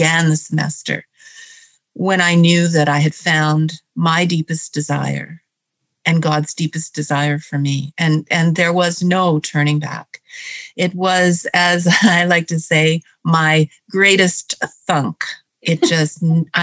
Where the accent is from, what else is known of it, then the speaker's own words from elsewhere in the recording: Hamilton, Ontario, Canada; I am from Hamilton, Ontario, Canada, which is where it all started for me.